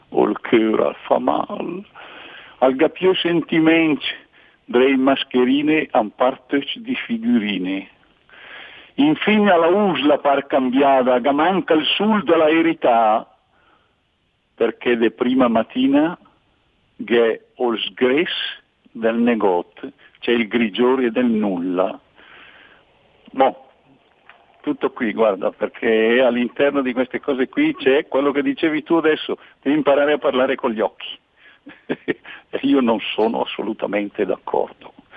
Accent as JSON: {"language": "Italian", "town": "Bergamo", "region": "Lombardy", "country": "Italy", "said": "io sono bergamasco e scrivo queste cose qui dove non, quando scrivo in bergamasco"}